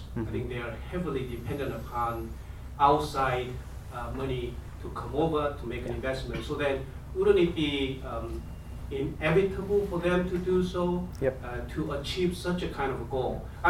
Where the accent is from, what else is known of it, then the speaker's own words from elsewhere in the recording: South Korea; I'm a visiting scholar at A Park. I'm from South Korea.